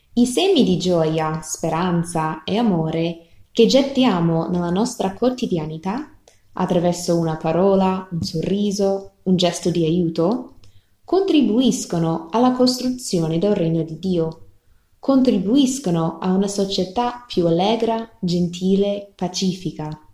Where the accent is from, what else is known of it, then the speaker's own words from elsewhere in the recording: rural Texas, United States; Italian is a second language; moved away; Io sono cresciuta nella campagna di Texas, negli Stati Uniti